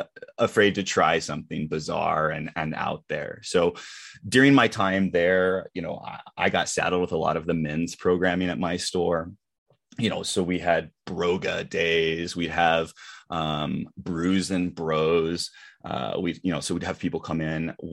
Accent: California, United States; moved away; also born or lived in Colorado; I am originally from California. I did go to high school in Colorado

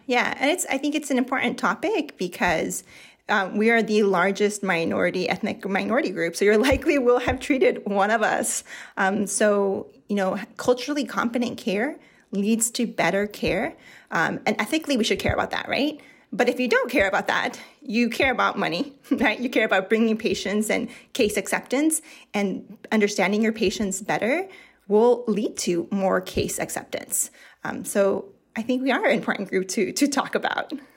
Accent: Mexico; As a Mexican, yes, I'm a Mexican, but I'm not from that area

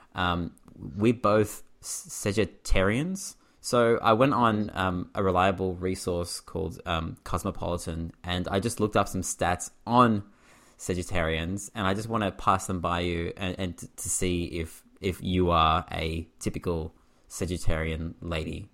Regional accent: Australia; I'm from Australia

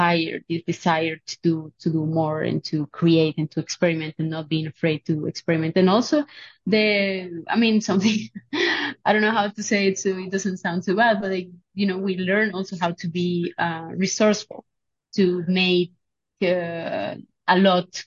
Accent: Barranquilla, Atlántico, Colombia; also born or lived in Genoa, Italy / Sweden; I'm teaching at Universidad del Norte in Barranquilla. It's my hometown

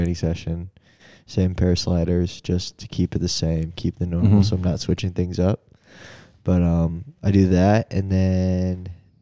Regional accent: Kirkwood, Missouri, United States; moved away; I'm from St. Louis, Missouri, St. Louis County, a little town called Kirkwood.

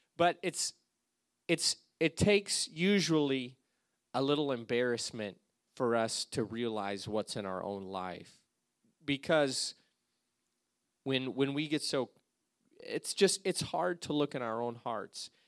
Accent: Alaska, United States; moved away as an adult; I came from Alaska, that's where I grew up

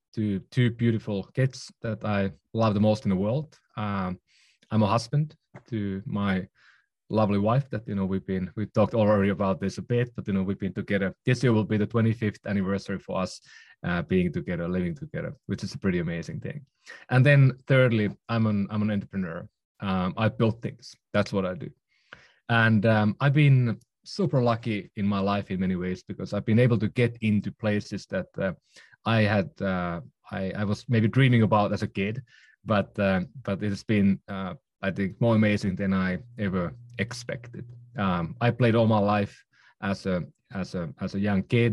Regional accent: Oulu, North Ostrobothnia, Finland; also born or lived in Helsinki / London; now in San Francisco, United States; I'm from Finland. Um, was born in, uh, in northern Finland, um, in a small town called Oulu.

